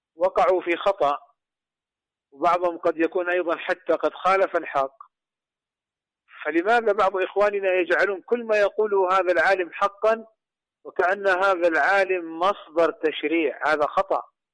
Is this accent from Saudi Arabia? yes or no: yes; Saudi Arabia; عندنا في المملكة العربية السعودية